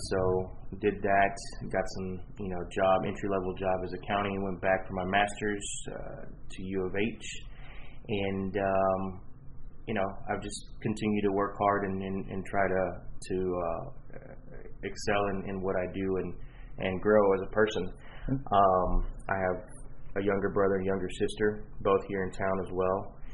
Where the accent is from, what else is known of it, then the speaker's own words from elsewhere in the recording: Houston, Texas, United States; Um, well, I'm from Houston, born and raised.